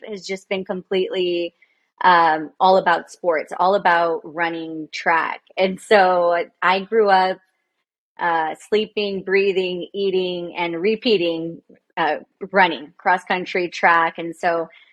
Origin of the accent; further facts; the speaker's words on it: Progreso Lakes, Texas, United States; also born or lived in Weslaco, Texas / Austin, Texas; So I lived or grew up in Progreso Lakes, and I went to school in Weslaco